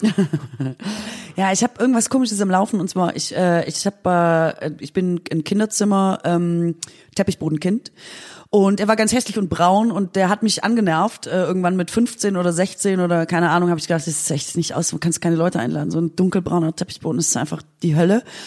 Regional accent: Aalen, Baden-Württemberg, Germany; moved away; ich komme ja aus Aalen, also wirklich aus, aus der schwäbischen Provinz

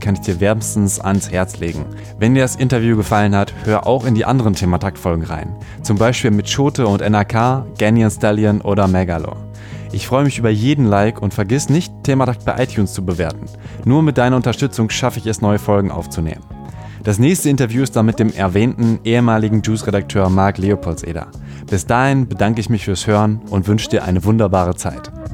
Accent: Ahlen, North Rhine-Westphalia, Germany; Wir sind beide in Aalen geboren.

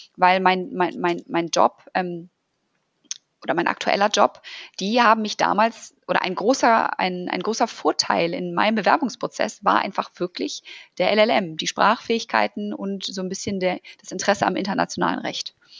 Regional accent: Germany; also born or lived in Wellington, New Zealand; als Deutsche

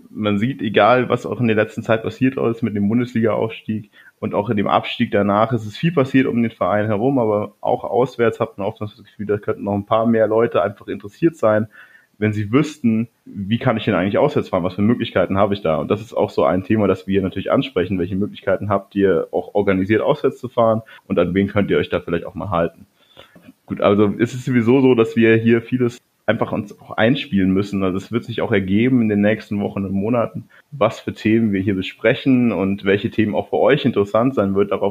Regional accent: Ingolstadt, Bavaria, Germany; ich komme aus Ingolstadt. Auch wenn man es nicht ganz so hört, aber ich, mir wird immer oft vorgeworfen, dass ich recht Hochdeutsch rede, auch dafür, dass ich aus Ingolstadt komme.

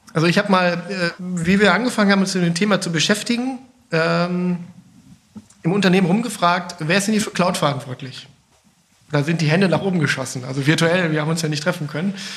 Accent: North Rhine-Westphalia, Germany; now in Bergisch Gladbach, Germany; ich bin gebürtiger Ostwestfale

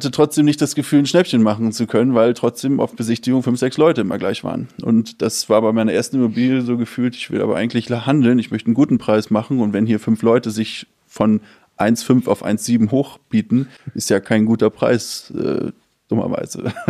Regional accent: Hamburg, Germany; also ursprünglich aus Hamburg, 33 Jahre

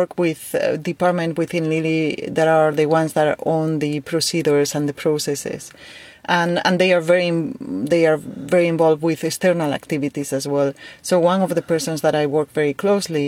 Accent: Spain; I am from Spain

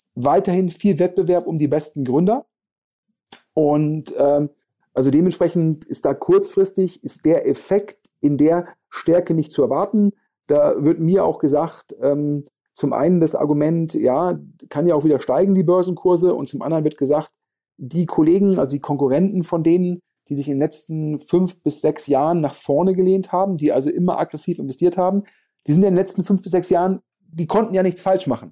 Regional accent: Germany; wir als Deutsche

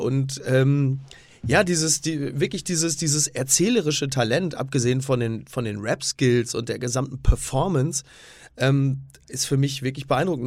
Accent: Castrop-Rauxel, North Rhine-Westphalia, Germany; ich komme aus dem Ruhrgebiet, also kastrop rauxel da hast du drumrum Herne, Oberhausen und so.

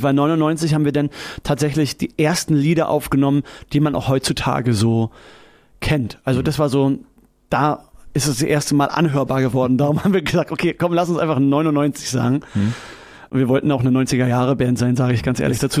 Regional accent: Berlin, Germany; Ich bin auch wirklich in der Stadtrandstraße aufgewachsen

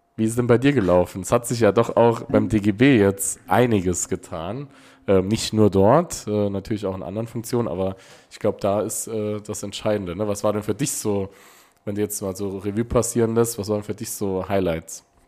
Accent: Neunkirchen, Saarland, Germany; Bei uns in Neunkirchen

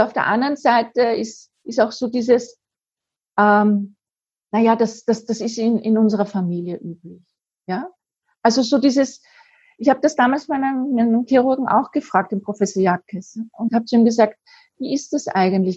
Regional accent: Vienna, Austria; now in Lower Austria, Austria; wie man bei uns in Wien sagt, auch wenn ich jetzt in Niederösterreich wohne, ich bin ja Wienerin

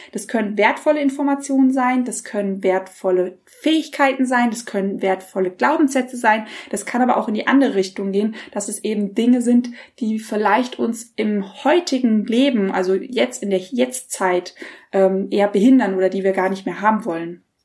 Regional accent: Germany; wir als Deutsche

